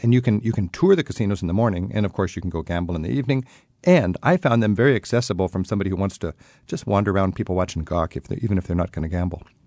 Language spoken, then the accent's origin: English; United States; I'm an American